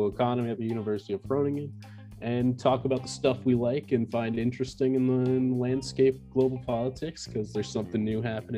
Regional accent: Florida, United States; I'm from the United States. I'm a Florida man.

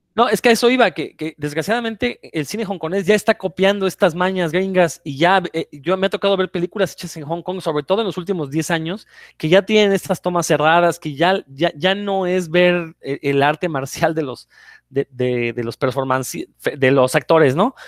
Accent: Mexico; nosotros como mexicanos

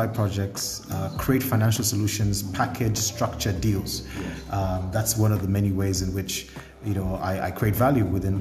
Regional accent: Lusaka, Lusaka Province, Zambia; also born or lived in Ndola, Zambia; I was born here in Lusaka, grew up in Indola during the time when my parents had split, and then, you know, went to Nsansa Primary School up until I was about 10

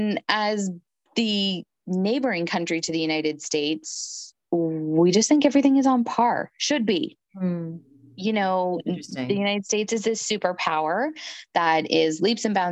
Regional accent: Canada; I'm Canadian

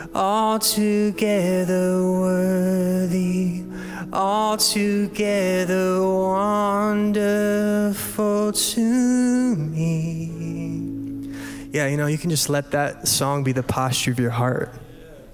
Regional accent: Michigan, United States; moved away as an adult; now in Ohio, United States; we're from Michigan originally

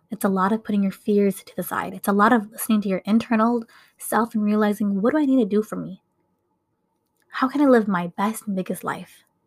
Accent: Minnesota, United States; I was born and raised here in Minnesota

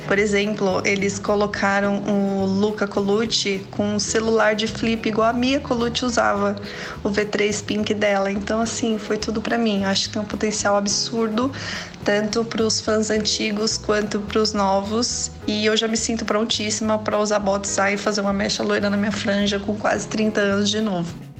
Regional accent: São Paulo, Brazil; eu sou de São Paulo

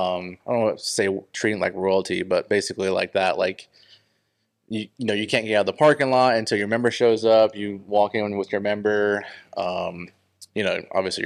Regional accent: Arizona, United States; moved away; I'm from Arizona originally, so I'm somewhat familiar with desert golf

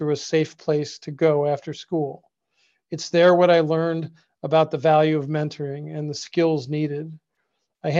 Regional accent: Cleveland, Ohio, United States; also born or lived in Lakewood, Ohio / Westlake, Ohio; I was born and raised in Cleveland, Ohio

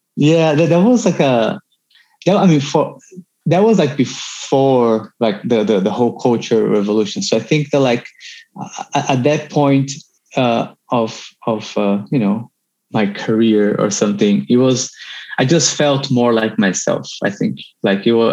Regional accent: Brazil; moved away; experience growing up in Brazil

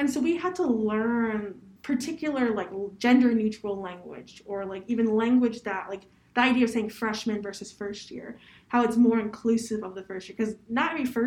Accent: Columbus, Ohio, United States; I'm from Columbus, Ohio

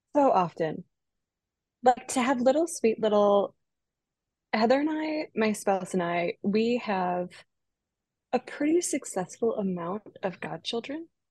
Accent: Minnesota, United States; moved away as an adult; also born or lived in Pacific Northwest; I grew up in Minnesota

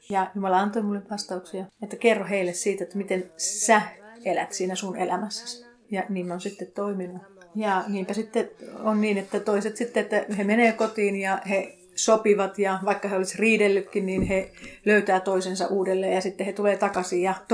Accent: Tanzania; now in Finland; Mä en koe, että siinä olisi mitään ongelmaa, että mä tuun Tansaniasta ja te

